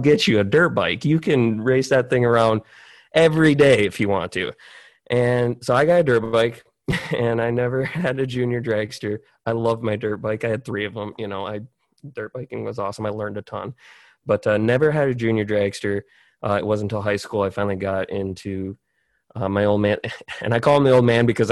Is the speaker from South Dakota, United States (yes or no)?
yes; South Dakota, United States; I'm from South Dakota